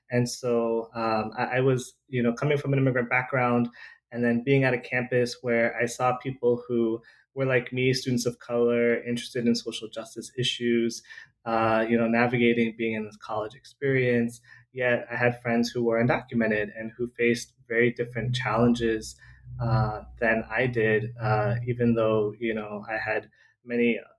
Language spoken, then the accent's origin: English; Southern California, United States; so I uh, grew up in Southern California. I was born and raised in Southern California. My mom is a refugee from Vietnam, and my dad is an immigrant from